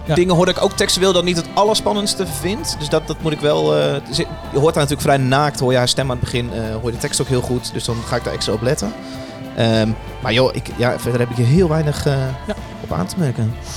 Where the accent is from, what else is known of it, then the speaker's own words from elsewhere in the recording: Utrecht, Netherlands; wij komen uit Utrecht